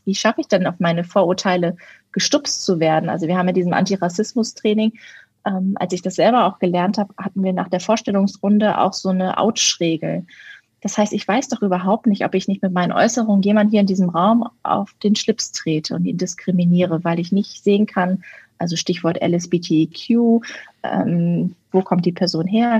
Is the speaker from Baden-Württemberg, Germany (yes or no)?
no; Berlin, Germany; ich komme ja aus Berlin